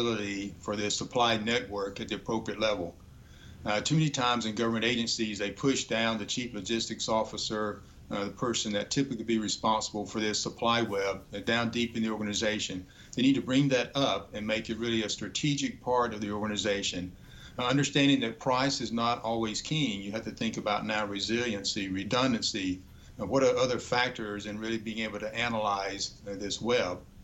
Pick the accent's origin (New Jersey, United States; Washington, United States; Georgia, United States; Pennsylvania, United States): Georgia, United States; I grew up in Georgia